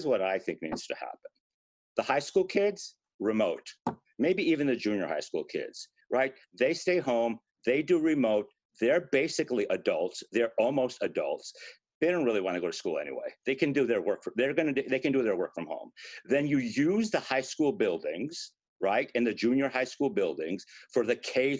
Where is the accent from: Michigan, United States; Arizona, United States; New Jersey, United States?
New Jersey, United States; Newark; here in Newark, which is my hometown